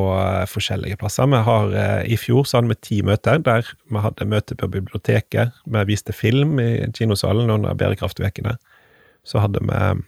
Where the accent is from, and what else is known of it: Stord, Vestland, Norway; born or raised there